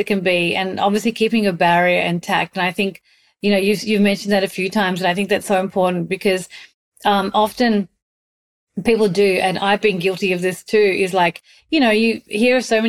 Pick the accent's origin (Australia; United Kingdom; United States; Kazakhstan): Australia; moved away; also born or lived in Mumbai, India; I grew up in Australia, but I spent a big chunk of my life in Mumbai